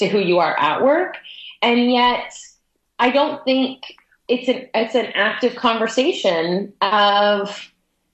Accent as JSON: {"language": "English", "town": "Toronto", "region": "Ontario", "country": "Canada", "moved": "yes", "lives_now": "Vancouver, Canada", "said": "I'm from Toronto on the east coast of Canada. And when I moved to the west coast"}